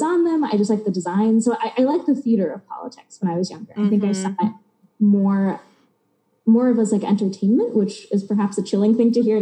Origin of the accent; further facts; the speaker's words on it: Texas, United States; moved away as an adult; now in New York, United States; I'm from Texas, so I lived there since I was 8 through 18